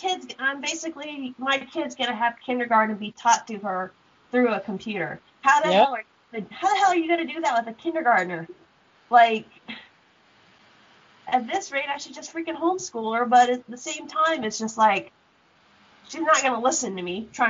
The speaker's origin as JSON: {"language": "English", "country": "United States", "said": "I'm from Knox County, and we're told that if we don't do this, we will get fined anywhere between $50 to $500, depending on the area."}